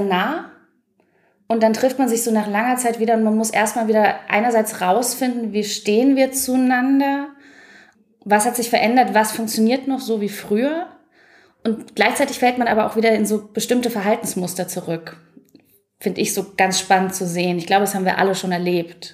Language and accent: German; Nuremberg, Bavaria, Germany; ich bin in Nürnberg geboren, auch Anfang der 80er